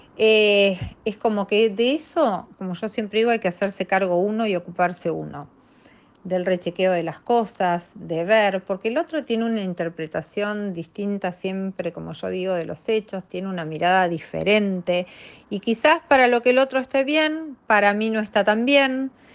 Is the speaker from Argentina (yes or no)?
yes; Argentina; nosotras las argentinas